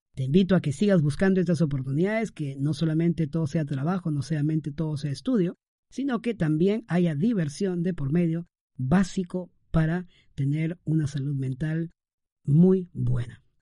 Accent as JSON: {"language": "Spanish", "town": "Trujillo", "region": "La Libertad", "country": "Peru", "tie": "born or raised there", "said": "transmitiendo desde la ciudad primaveral, Trujillo, mi ciudad natal"}